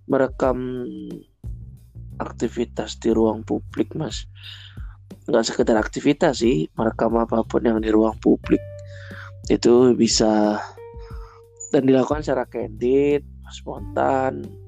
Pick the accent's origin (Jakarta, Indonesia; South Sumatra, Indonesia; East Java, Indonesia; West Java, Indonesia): East Java, Indonesia; Surabaya; apalagi saya juga asli Surabaya juga mungkin banyak hal yang belum belum saya ketahui di Surabaya sehingga memang seharusnya saya lebih eksplor kota saya